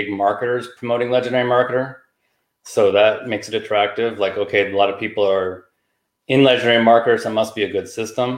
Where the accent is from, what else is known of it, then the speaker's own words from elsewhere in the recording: Oregon, United States; moved away as an adult; now in California, United States; I grew up in Oregon.